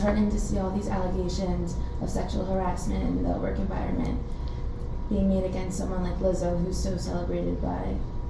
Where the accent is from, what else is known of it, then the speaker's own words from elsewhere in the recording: Long Island, New York, United States; I'm from Long Island, New York, and a senior.